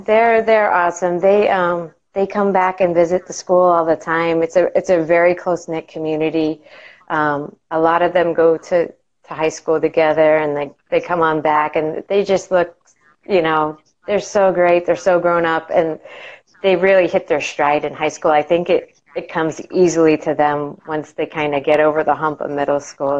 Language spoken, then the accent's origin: English; Massachusetts, United States; moved away as an adult; now in Florida, United States; I grew up oh. in uh, Massachusetts, uh, up in New England, and I lived there for the majority of my life